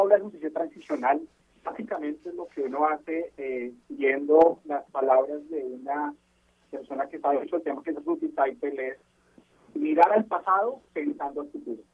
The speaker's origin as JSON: {"language": "Spanish", "country": "Colombia", "said": "como colombiano"}